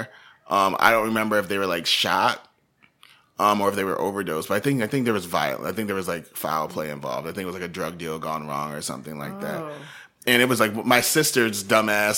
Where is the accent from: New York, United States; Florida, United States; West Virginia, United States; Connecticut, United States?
Connecticut, United States; Waterbury; I've been here since I was 11. I guess you could probably call that my hometown, right? That would make sense. Yeah. Of Waterbury, Connecticut.